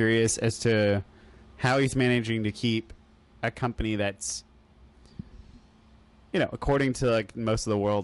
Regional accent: Oklahoma, United States; moved away; also born or lived in Texas; growing up in Oklahoma – like a little bit growing up and going

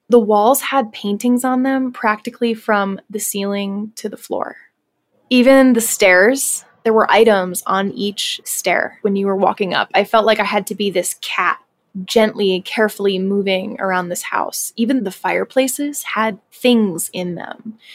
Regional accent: Pennsylvania, United States; My twin brother and I were born and raised in Pennsylvania

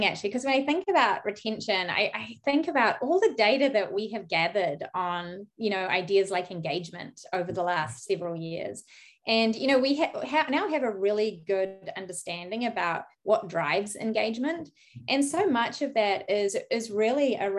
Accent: New Zealand; moved away as an adult; also born or lived in United Kingdom; now in San Francisco Bay Area, United States; I'm from New Zealand, by the way, so I was studying in New Zealand, and then I went off to the UK and I spent 10 years in the UK.

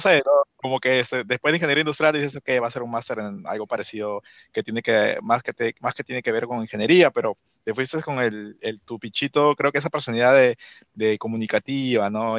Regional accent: Lima, Peru; now in Washington, D.C. area, United States; crecí en Surco

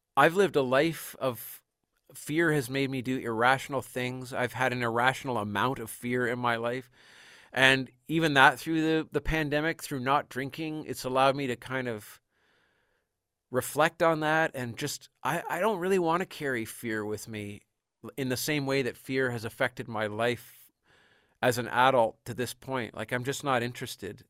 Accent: Canada; as a Canadian

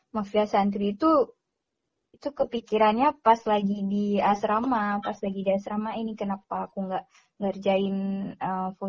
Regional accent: Aceh, Indonesia; cuman karena aku dari Aceh terus ke sana mereka juga kasih grant itu sebesar 7 juta setengah

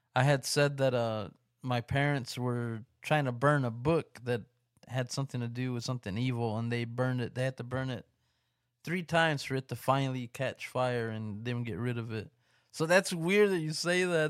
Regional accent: West Texas, United States; here in my, in my hometown. So, I don't know if anybody around here in the West Texas area

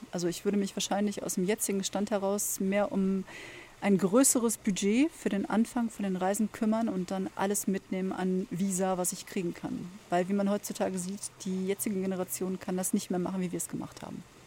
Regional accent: Germany; bei uns in Deutschland

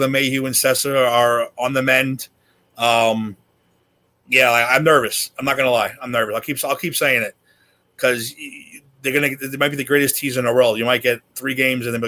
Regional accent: New York City, New York, United States; I grew up in Woodside under the 7 train

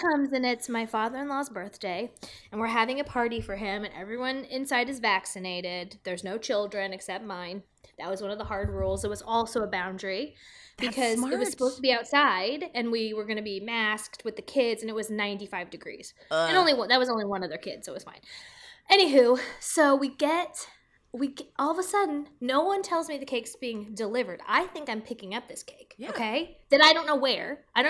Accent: Midwest, United States; Like, I'm from the Midwest.

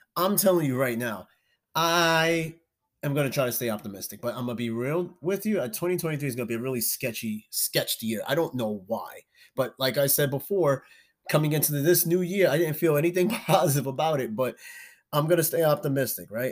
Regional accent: New York, United States; I'm from New York.

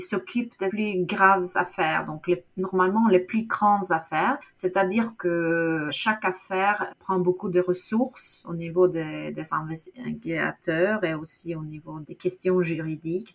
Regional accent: Norway; French is a second language; chez nous, en Norvège

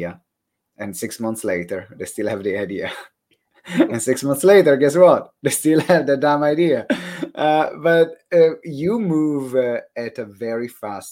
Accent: Italy; accent: Italian; That's my Italian accent

